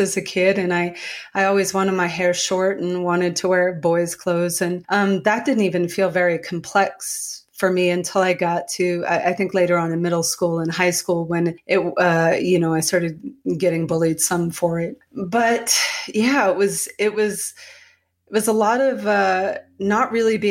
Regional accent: Calais, Maine, United States; I grew up in Calais, Maine, spelled like the Calais in France, but said like the thing on the bottom of your foot

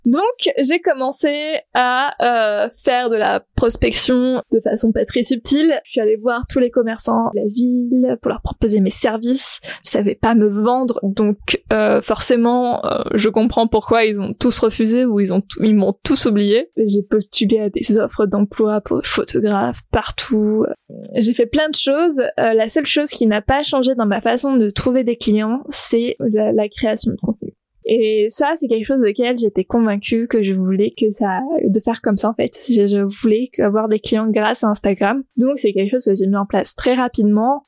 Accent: south of France, France; moved away as an adult; now in Brittany, France; je suis originaire du sud de la France, c'est littéralement dans la diagonale

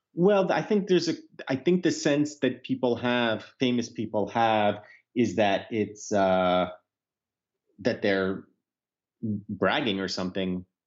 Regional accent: United States; as an American, but also as a Jew

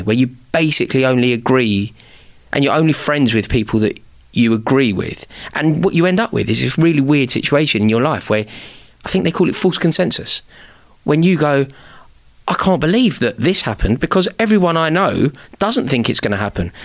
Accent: London, United Kingdom; passionate about being from the city, a proud Londoner

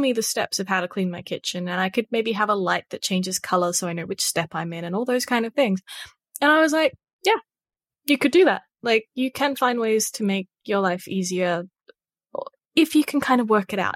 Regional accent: Australia; if you have an accent, which, you know, we all do 'cause we're all Australian

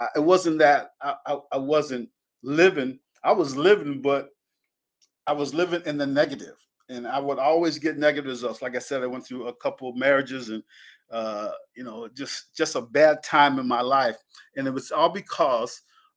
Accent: Penn Yan, New York, United States; born or raised there; moved away

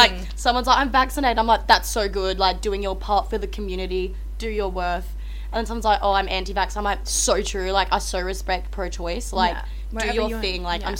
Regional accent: Darwin, Northern Territory, Australia; I was born back in Darwin. My family lived there.

